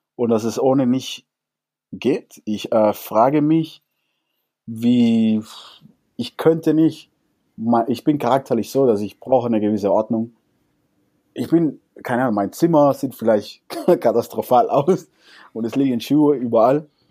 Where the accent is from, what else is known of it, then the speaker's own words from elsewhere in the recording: Cuba; German is a second language; now in Germany; also jetzt bin ich mal Kubaner, wir Kubaner